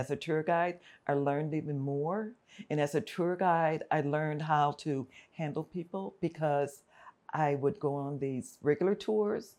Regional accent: Los Angeles, California, United States; also born or lived in Fullerton, California; So, I'm from South Central Los Angeles. I grew up in Watts, in the Compton area

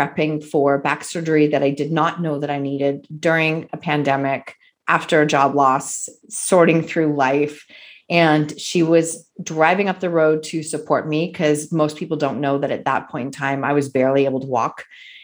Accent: Kitchener-Waterloo, Ontario, Canada; I'm from Kitchener-Waterloo, Ontario, just up the road from Sue

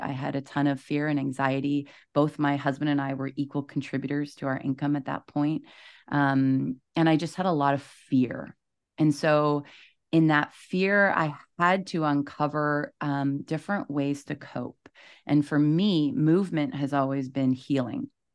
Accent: East Coast, Canada; moved away as an adult; also born or lived in Toronto; I'm from the East Coast. I moved to Toronto

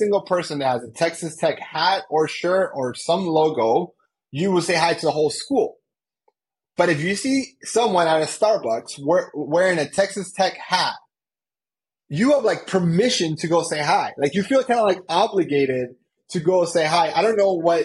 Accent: Colombia; now in United States; I'm from Colombia. I'm also an immigrant, and I came to the United States.

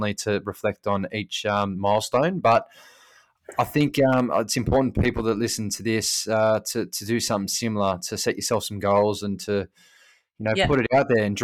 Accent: New South Wales, Australia; moved away; my home state of New South Wales

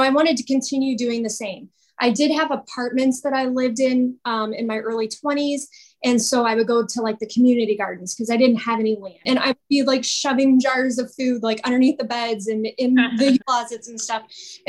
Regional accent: Northwest Indiana, United States; I grew up just outside of Chicago, actually, about 30 minutes outside of Chicago in Indiana, in Northwest Indiana

